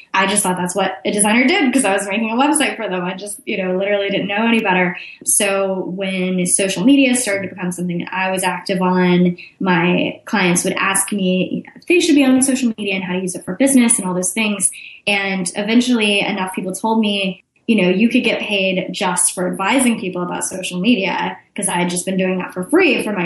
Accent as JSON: {"language": "English", "town": "Austin", "region": "Texas", "country": "United States", "also_born_or_lived": "Chicago", "said": "I'm from Austin, Texas, which is also where I live now"}